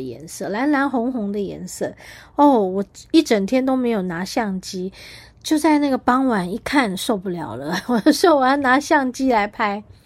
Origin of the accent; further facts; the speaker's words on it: Taiwan; 身为台湾人，身为台湾人的骄傲